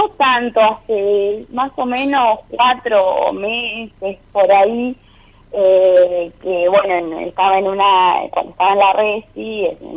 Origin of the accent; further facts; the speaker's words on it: Rosario del Tala, Entre Ríos, Argentina; now in Rosario, Argentina; Eh, soy de Rosario del Tala, de Entre Ríos, pero ahora estoy en Rosario, Santa Fe, estoy viviendo acá.